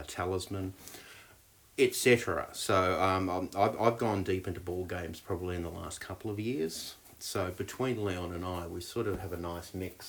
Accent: Australia; moved away as an adult; now in New Zealand; I'm Australian. I came to New Zealand when I was in my early 20s.

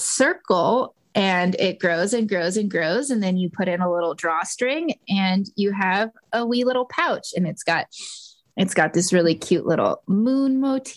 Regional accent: Texas, United States; moved away; I was born in Texas, and as much as I don't think I could move back

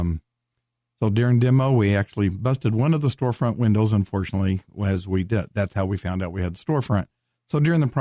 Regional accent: Western Oklahoma, United States; I grew up in Western Oklahoma in a little farm town.

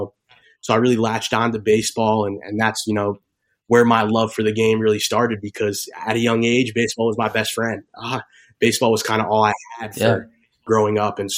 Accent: Bergen County, New Jersey, United States; Grew up in Jersey. I'm from Bergen County, which is actually like 20 minutes from where the Giants play.

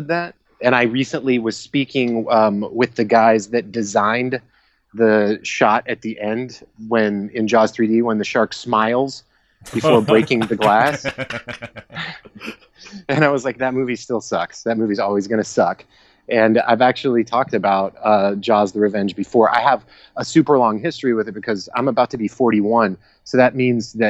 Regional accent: Georgia, United States; I grew up in Georgia

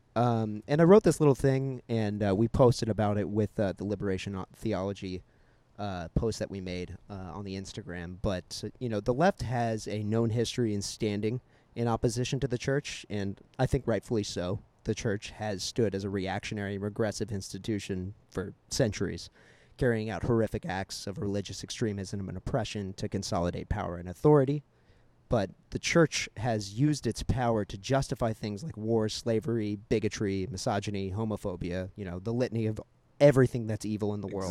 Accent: Missouri, United States; growing up in Missouri and growing up amongst like you know the uh, like the strongholds of the Christian right

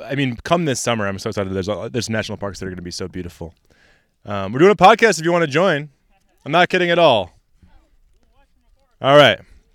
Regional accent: Syracuse, New York, United States; I'm from Syracuse.

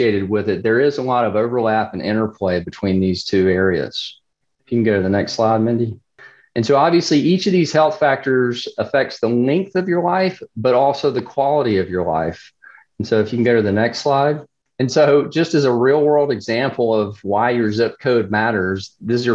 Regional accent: South Carolina, United States; South Carolina, and I'll totally admit my bias, you know, this is my home state

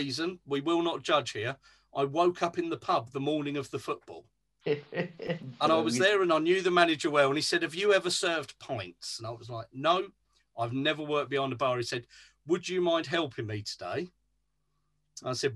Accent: London, United Kingdom; I'm actually from North London

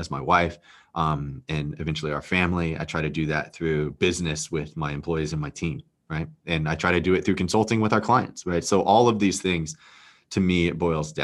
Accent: Texas, United States; moved away as an adult; also born or lived in Philadelphia; now in New York City, United States; I grew up in Texas

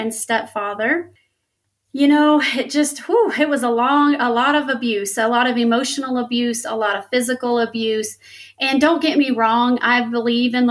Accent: Louisiana, United States; I grew up in Louisiana here in the United States, and I grew up extremely poor

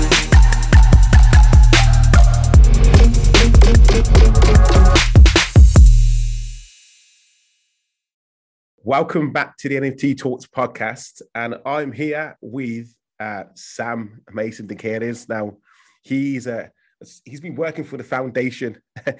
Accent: Birmingham, West Midlands, United Kingdom; I'm from Birmingham myself

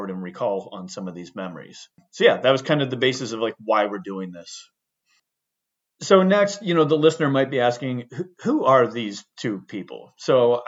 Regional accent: Ohio, United States; moved away as an adult; also born or lived in Cincinnati, Ohio; now in Seattle, United States; I grew up in Ohio

